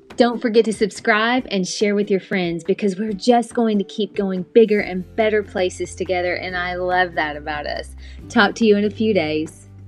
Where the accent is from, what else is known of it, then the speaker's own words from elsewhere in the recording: United States; I'm an American